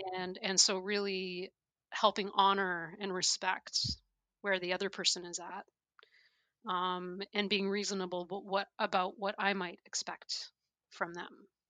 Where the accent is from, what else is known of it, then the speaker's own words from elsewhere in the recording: Canada; moved away; I'm originally from Canada.